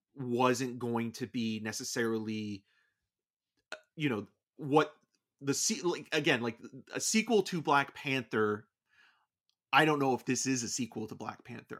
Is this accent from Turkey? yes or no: no; Canada; being Canadian